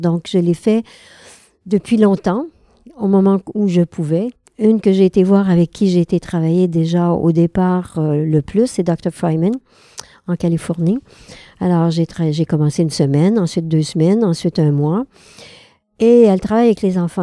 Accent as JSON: {"language": "French", "region": "Quebec", "country": "Canada", "said": "Je suis québécoise"}